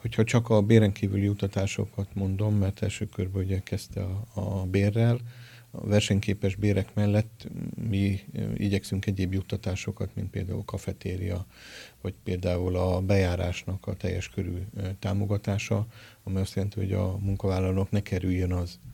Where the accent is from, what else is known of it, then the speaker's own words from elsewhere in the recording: Miskolc, Borsod-Abaúj-Zemplén, Hungary; moved away as an adult; also born or lived in Budapest / Kazincbarcika; now in Miskolc, Hungary; szülőföldemhez, Miskolchoz és Szentpéterhez